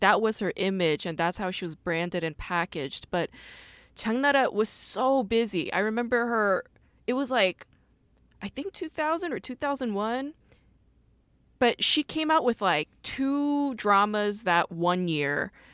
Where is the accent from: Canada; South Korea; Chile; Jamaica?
South Korea; moved away; born and raised in Korea.